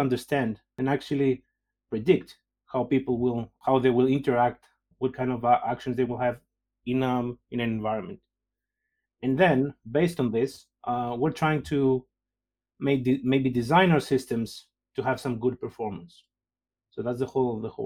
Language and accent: English; Greece; moved away as an adult; also born or lived in Denmark / Oxford, United Kingdom / Lausanne, Switzerland; now in Liverpool, United Kingdom; I'm originally from Greece, you know, have been around. I did my PhD in Denmark. Then I moved to Oxford, then I moved to Lausanne in Switzerland, and then finally here.